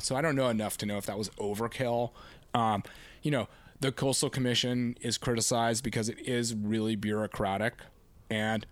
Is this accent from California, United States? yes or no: yes; Laguna Beach, California, United States; I grew up here on Laguna Beach, relati-, you know, an hour south of Los Angeles